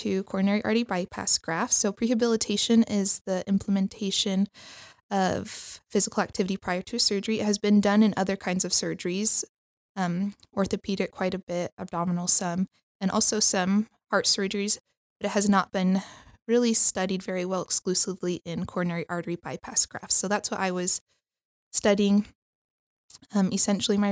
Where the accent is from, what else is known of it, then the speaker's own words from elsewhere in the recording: Henderson, Nevada, United States; now in Provo, United States; I am originally from Las Vegas area, Henderson, Nevada